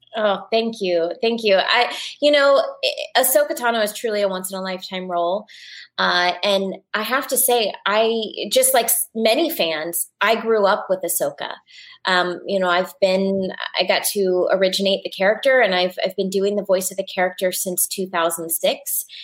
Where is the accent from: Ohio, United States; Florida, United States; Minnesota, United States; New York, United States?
Florida, United States; Orlando; moved away; also born or lived in Los Angeles; I grew up in Orlando, Florida